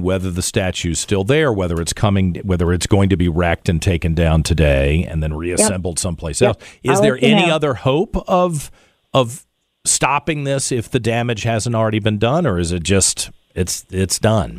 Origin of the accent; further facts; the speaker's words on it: the South, United States; I'm a Southerner. I'm proud to be a Southerner. I have no problem with being a Southerner.